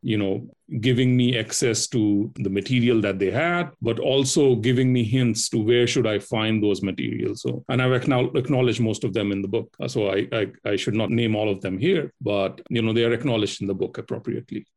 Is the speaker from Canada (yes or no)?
no; Delhi, India; moved away as an adult; also born or lived in Australia / Singapore; I, I belong to Delhi, basically, uh, born and brought up in Delhi